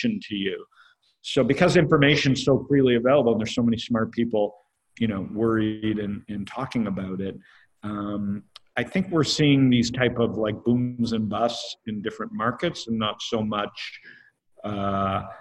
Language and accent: English; Canada; I'm Canadian.